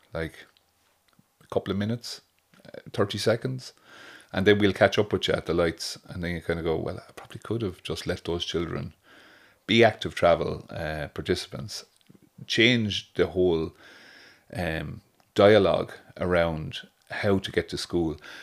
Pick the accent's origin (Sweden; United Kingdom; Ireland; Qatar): Ireland; Waterford, Munster; now in Oranmore, Ireland; I'm from Watford